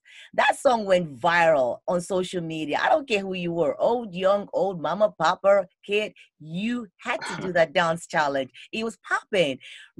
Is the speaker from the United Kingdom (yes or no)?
yes; United Kingdom; moved away; you all know I'm British, right? So that's home for me.